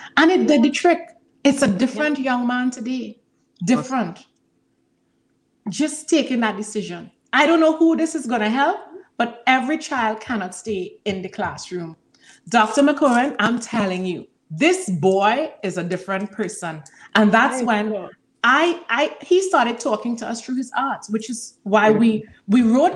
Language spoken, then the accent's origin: English; Trinidad & Tobago; I'm from Trinidad and Tobago